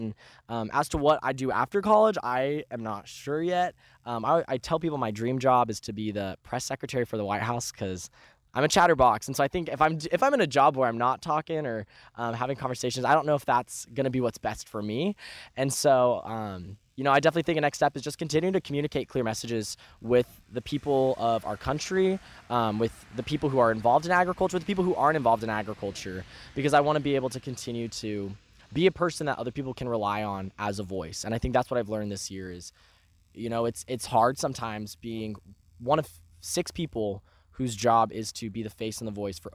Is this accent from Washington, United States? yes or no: yes; Colfax, Washington, United States; So I'm from a very rural part of Washington, right by Idaho, a little town called Colfax.